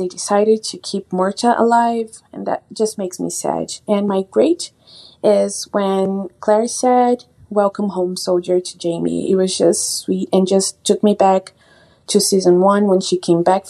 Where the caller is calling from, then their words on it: Brazil; I'm calling from Brazil